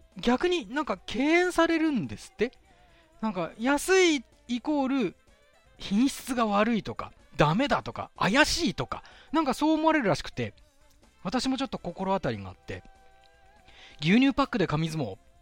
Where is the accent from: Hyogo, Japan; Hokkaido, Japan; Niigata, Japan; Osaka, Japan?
Hokkaido, Japan; Sapporo; 私の実家がある、手稲区